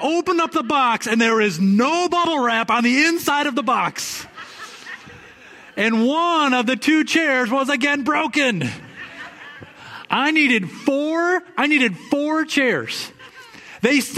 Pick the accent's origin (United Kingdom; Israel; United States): United States; West Michigan; I grew up in West Michigan